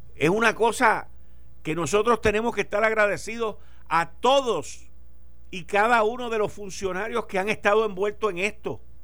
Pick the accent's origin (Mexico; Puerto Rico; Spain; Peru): Puerto Rico